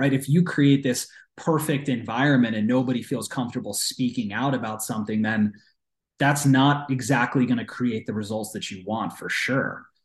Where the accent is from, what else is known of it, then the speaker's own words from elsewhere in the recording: East Coast, United States; I'm from the East Coast